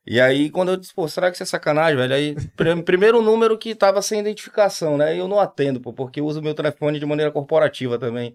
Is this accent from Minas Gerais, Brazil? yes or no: no; Pará, Brazil; moved away as an adult; now in Recife, Brazil; Sou, sou paraense, tô aqui já Vão fazer 18 anos